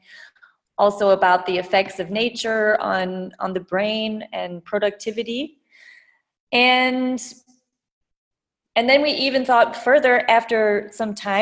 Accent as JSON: {"language": "English", "region": "Midwest", "country": "United States", "tie": "born or raised there", "also_born_or_lived": "California / Vietnam / Berlin, Germany", "moved": "as an adult", "lives_now": "Germany", "said": "I'm American, so I was born in the US and grew up in the Midwest"}